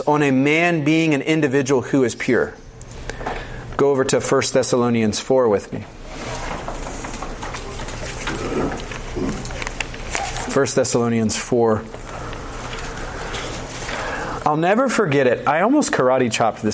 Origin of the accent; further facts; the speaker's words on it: the South, United States; I'm from the South